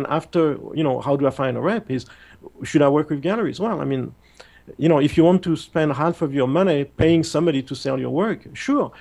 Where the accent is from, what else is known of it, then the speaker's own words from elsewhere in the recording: France; moved away; I come from France, which is very much like Germany